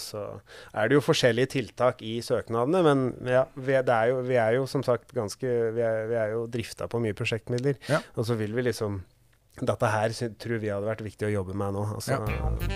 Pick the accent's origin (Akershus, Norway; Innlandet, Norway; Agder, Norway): Innlandet, Norway; Kapp; also born or lived in Gjøvik; jeg er jo fra Kapp, men jeg bor litt utafor Gjøvik